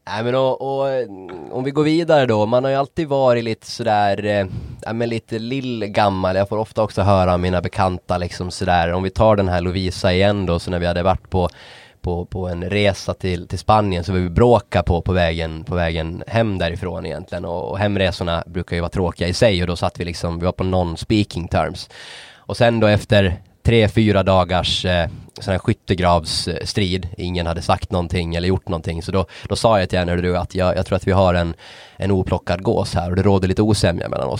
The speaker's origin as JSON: {"language": "Swedish", "country": "Åland Islands", "said": "jag hade lite bättre accent trots att jag är från Åland"}